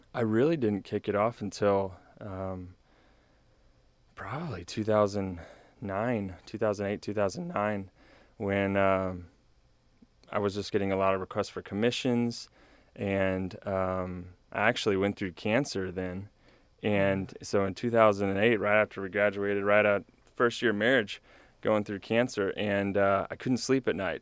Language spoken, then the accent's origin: English; New Braunfels, Texas, United States; now in College Station, United States; I grew up in New Braunfels area